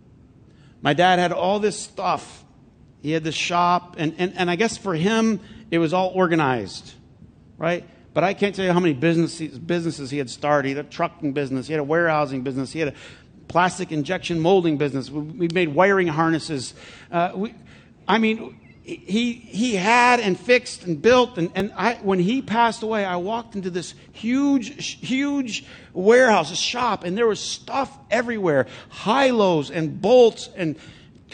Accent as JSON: {"language": "English", "town": "Flint", "region": "Michigan", "country": "United States", "tie": "born or raised there", "said": "I'm from Flint"}